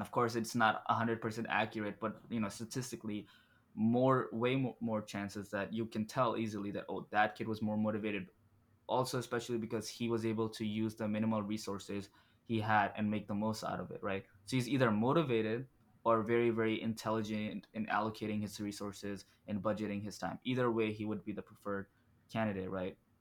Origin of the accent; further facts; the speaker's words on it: Dubai, United Arab Emirates; moved away; I was born and raised in Dubai